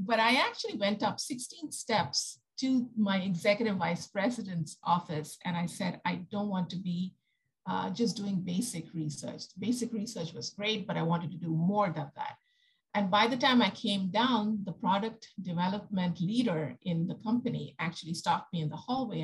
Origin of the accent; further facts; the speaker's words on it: India; moved away as an adult; now in United States; I come from India. I came to the US